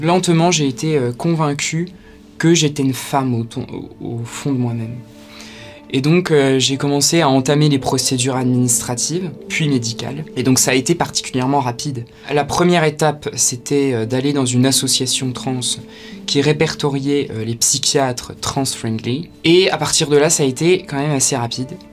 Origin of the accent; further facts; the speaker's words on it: Ardennes, Grand Est, France; moved away as an adult; now in Paris, France; je viens des Ardennes à la base. En 2017 je suis arrivé à Paris